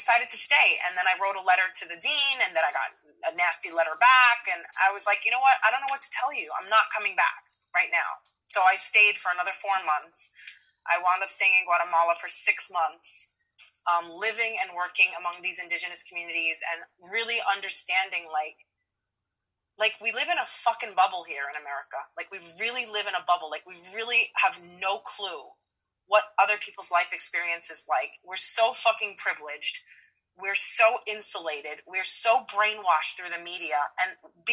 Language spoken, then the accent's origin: English; New York City, New York, United States; I'm from Queens. I like grew up in a small working class neighborhood